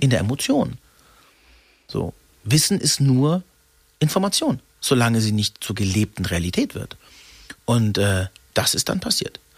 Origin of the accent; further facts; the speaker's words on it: Freiburg, Baden-Württemberg, Germany; durch das Ausländersein in Freiburg, wo ich geboren bin